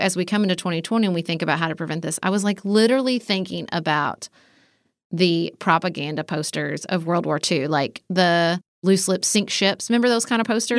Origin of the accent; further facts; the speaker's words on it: United States; my fellow Americans